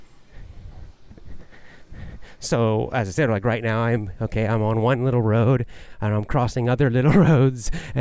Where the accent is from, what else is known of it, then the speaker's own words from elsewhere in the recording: United States; now in Japan; I'm American, living in Japan